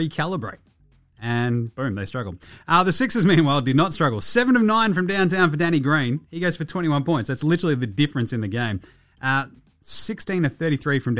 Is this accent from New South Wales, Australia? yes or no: no; Ballarat, Victoria, Australia; I'm from Ballarat